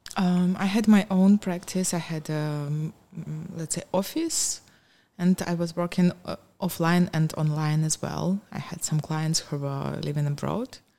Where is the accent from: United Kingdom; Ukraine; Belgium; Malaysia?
Ukraine; Donetsk Oblast; English is a second language; moved away as an adult; also born or lived in Kyiv, Ukraine; now in Cluj-Napoca, Romania; I was born and raised in the uh, Donetsk region, but I moved to Kiev uh, more than 20 years ago to, for my university, and I stayed there.